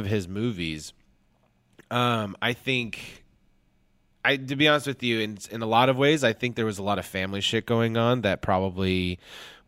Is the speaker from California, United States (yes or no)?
yes; Huntington Beach, California, United States; born or raised there